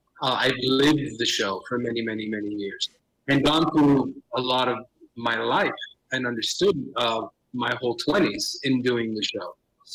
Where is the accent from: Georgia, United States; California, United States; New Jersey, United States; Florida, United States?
Florida, United States; Miami; born or raised there